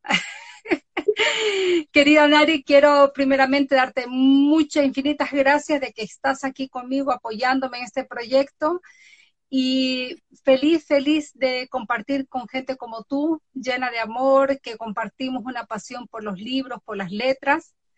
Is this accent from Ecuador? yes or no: yes; Galápagos Islands, Ecuador; now in Norway; vivo en Noruega, nacida en Ecuador, exactamente en las Islas Galápagos